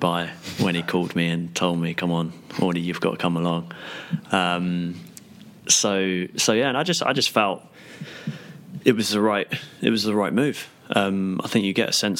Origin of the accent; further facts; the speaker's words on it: Portsmouth, South East England, United Kingdom; moved away as an adult; my hometown club, Portsmouth